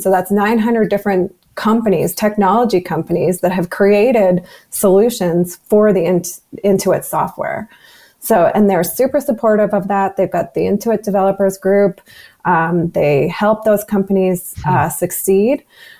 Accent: Canada; because we're oil and gas and we're Canadian

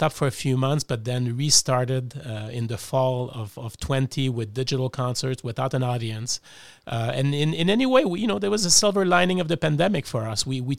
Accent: Montreal, Quebec, Canada; also born or lived in Melbourne; now in Cleveland, United States; Exactly, and I'm from Montreal originally.

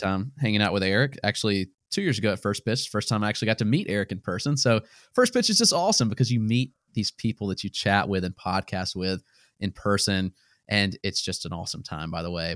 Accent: Greenwood, South Carolina, United States; now in Greenville, United States; I grew up in Greenwood, South Carolina

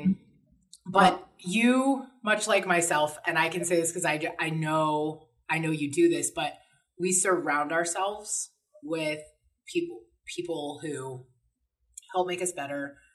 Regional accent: Oregon, United States; now in Las Vegas, United States; I grew up in Oregon, so I'm very familiar with little tiny towns

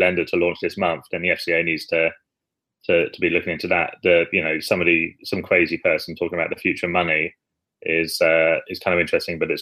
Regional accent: United Kingdom; We like to underplay ourselves quite a lot as British people

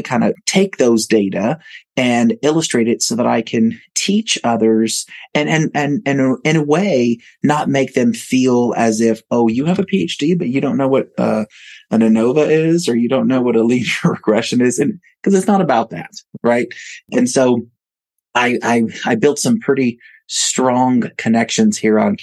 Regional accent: Falfurrias, Texas, United States; also born or lived in New York City; now in Kerrville, United States; I'm originally from a small town south of here called Falfurrias

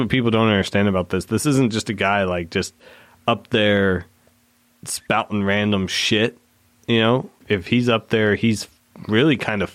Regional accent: Cypress, Texas, United States; I'm from Houston. What part? Cyprus, Northwest. But it's Houston.

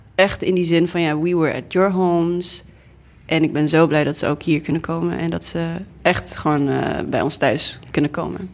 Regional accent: Groningen, Netherlands; Dutch is a second language; also born or lived in Namibia; now in Amsterdam, Netherlands; kwam dan eh, in, eh, in Groningen op school

